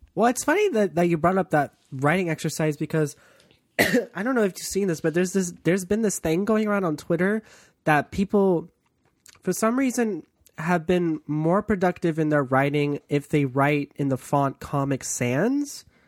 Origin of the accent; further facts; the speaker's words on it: East Coast, United States; I'm from the East Coast